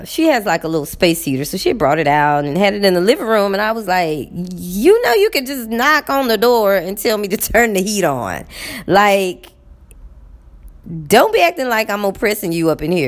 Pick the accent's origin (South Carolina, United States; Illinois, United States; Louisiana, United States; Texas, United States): Texas, United States; moved away; I'm from Texas